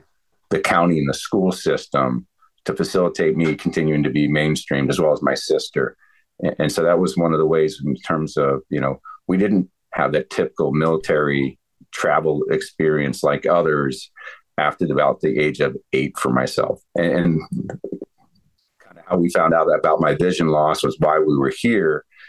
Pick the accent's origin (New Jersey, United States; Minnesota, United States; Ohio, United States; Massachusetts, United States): Ohio, United States; also born or lived in Northern Virginia; But when we moved from Ohio to the DC area, Northern Virginia, my dad worked over at the Pentagon.